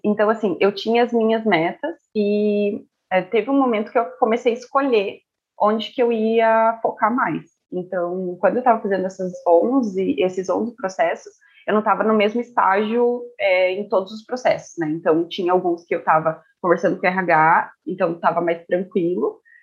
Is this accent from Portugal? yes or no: no; Curitiba, Paraná, Brazil; moved away as an adult; now in Estonia; eu sou de Curitiba.